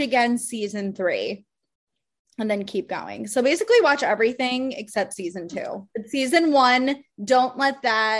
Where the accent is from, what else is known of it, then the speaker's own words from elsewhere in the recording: Connecticut, United States; I'm actually from Connecticut